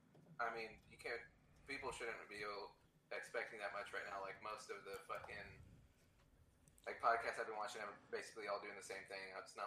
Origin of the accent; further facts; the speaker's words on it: Dallas, Texas, United States; We're from the Dallas area.